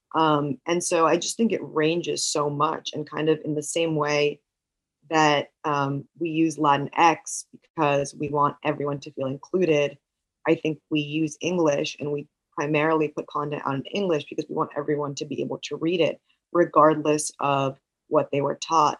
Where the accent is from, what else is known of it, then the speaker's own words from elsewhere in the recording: New York, United States; I grew up in New York.